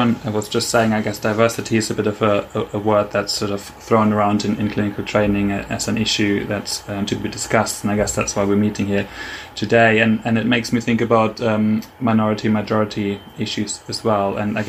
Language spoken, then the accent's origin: English; Germany; moved away as an adult; now in United Kingdom; the other identity I hold is that of a non-UK student, so someone from Germany who's come over to this country and entered training in this country.